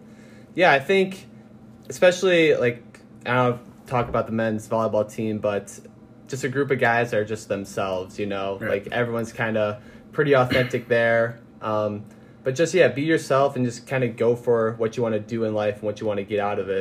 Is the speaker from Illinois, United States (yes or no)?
yes; Naperville, Illinois, United States; Yeah, so I'm from a pretty far away place. I'm from Naperville.